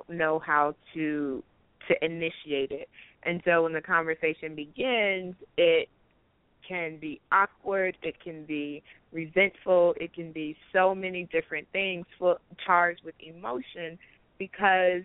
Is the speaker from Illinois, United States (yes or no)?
yes; Chicago, Illinois, United States; also born or lived in South Carolina / Atlanta; now in Colorado Springs, United States; Chicago, which is my hometown